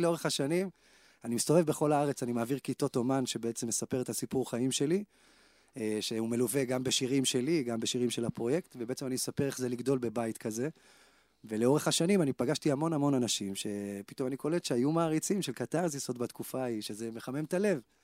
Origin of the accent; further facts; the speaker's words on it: Kfar Saba, Central District, Israel; אני בא מכפר סבא